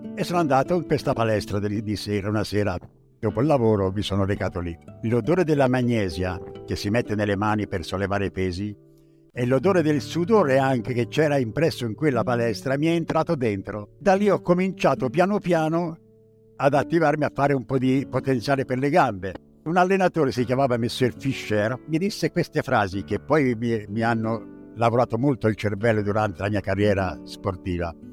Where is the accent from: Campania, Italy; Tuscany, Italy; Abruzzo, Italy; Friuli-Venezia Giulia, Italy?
Tuscany, Italy; Pescia; moved away as an adult; also born or lived in Paris, France; Vengo da Pescia